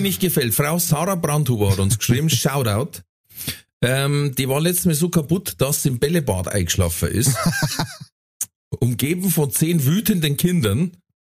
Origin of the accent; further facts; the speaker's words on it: Ingolstadt, Bavaria, Germany; bei uns in Ingolstadt